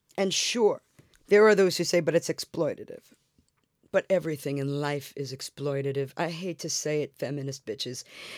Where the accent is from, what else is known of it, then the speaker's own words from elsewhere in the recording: New York City, New York, United States; I'm from Brooklyn. We got chutzpah.